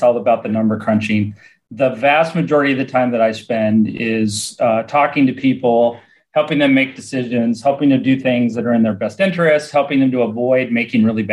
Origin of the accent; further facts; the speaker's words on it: Nebraska, United States; moved away as an adult; also born or lived in Florida; I'm from Nebraska originally. I moved to Florida in the late 90s.